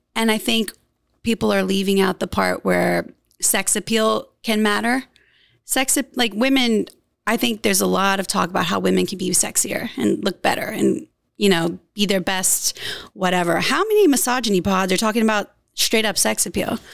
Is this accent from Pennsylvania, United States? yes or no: no; Louisiana, United States; moved away as an adult; now in Los Angeles, United States; I'm from Louisiana.